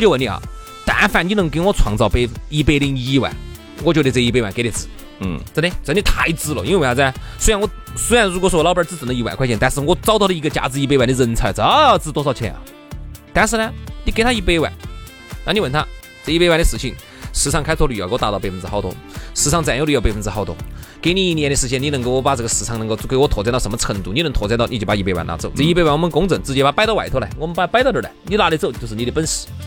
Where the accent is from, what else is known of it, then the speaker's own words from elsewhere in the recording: Sichuan, China; accent: Sichuanese; 按照我们四川话来说